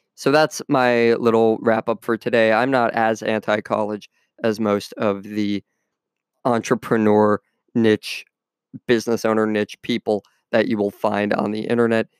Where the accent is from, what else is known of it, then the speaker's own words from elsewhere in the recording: United States; my home country of the U S